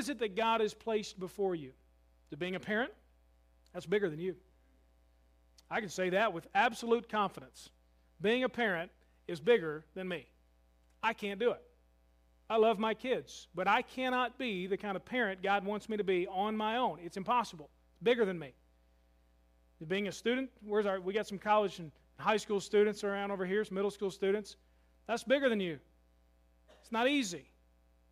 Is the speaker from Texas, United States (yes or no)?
no; Louisville, Kentucky, United States; now in Calloway County, United States; I'm from Louisville